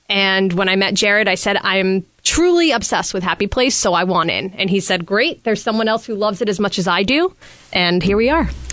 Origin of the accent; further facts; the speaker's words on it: New York, United States; I'm originally from New York